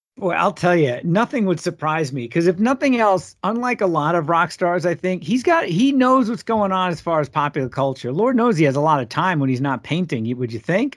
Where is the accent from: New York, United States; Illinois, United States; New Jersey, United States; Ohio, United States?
New York, United States; Long Island; now in Minneapolis, United States; growing up in Long Island